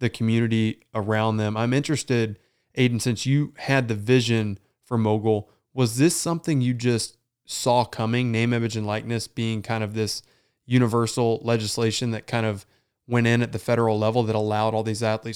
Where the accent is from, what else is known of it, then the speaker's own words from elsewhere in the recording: Fort Wayne, Indiana, United States; I've got people in my hometown of Fort Wayne, Indiana